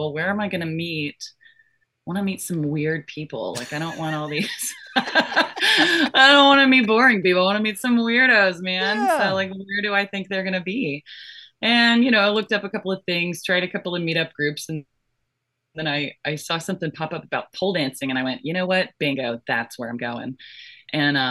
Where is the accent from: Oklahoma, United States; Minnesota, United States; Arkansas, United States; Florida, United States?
Florida, United States; also born or lived in Georgia; I was born in Florida and I grew up in Florida and Georgia